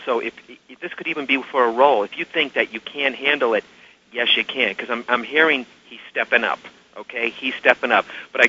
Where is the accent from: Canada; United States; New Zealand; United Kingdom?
United States; Massachusetts; born or raised there